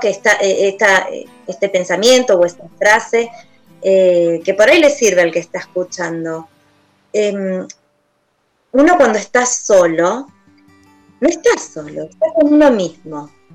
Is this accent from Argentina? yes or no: yes; Argentina; como argentinos